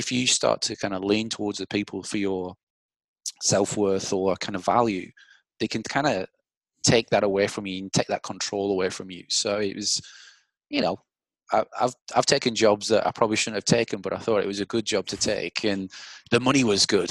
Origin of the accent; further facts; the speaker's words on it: England, United Kingdom; now in Australia; I'm English